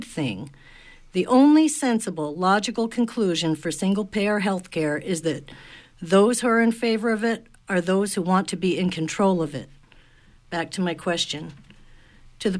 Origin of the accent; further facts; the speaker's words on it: Aroostook County, Maine, United States; I'm a county girl